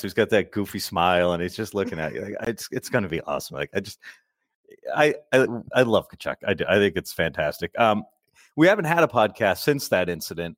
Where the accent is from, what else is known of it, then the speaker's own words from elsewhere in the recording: Massachusetts, United States; I'm from Massachusetts and we all speak like complete idiot Neanderthals here.